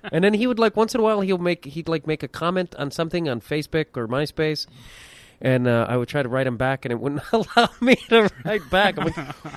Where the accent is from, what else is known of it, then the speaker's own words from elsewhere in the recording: Chicago, Illinois, United States; also born or lived in Burbank; I grew up in and around Chicago.